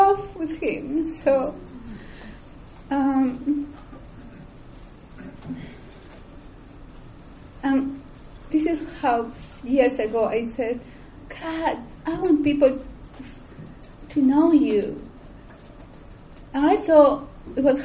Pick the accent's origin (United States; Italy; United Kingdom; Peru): Peru; moved away; I was born in Peru.